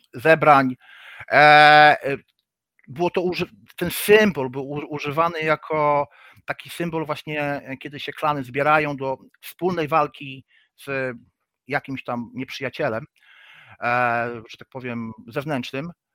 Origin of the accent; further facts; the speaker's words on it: Gdynia, Pomeranian Voivodeship, Poland; also born or lived in Gdańsk; jestem z Gdyni, urodziłem się w Gdańsku, no ale wychowałem się w Gdyni